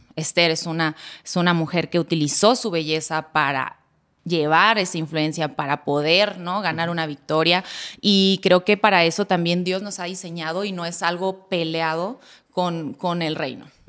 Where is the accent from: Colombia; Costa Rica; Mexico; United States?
Mexico; La Paz, Baja California Sur; mi ciudad natal, La Paz, Baja California